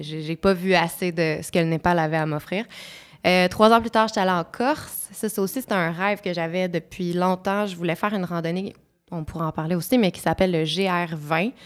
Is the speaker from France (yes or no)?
no; Montreal, Quebec, Canada; Je suis née à Montréal, je suis une urbaine euh, dans toute euh, ma, ma, ma, constitution